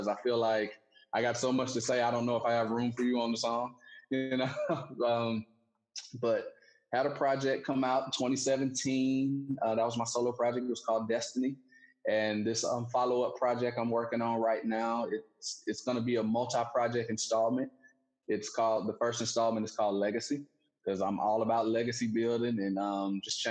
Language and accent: English; Alabama, United States; growing up in Alabama, just pretty slow